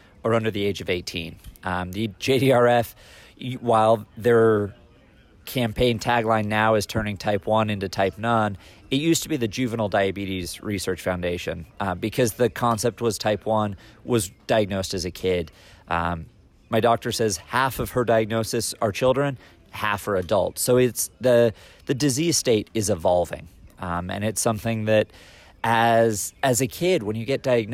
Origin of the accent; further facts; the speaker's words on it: California, United States; now in Indianapolis, United States; with me being a Californian Hoosier and living in Indianapolis now